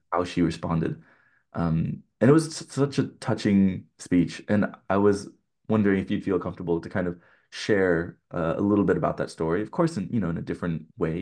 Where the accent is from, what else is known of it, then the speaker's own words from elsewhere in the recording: California, United States; growing up in California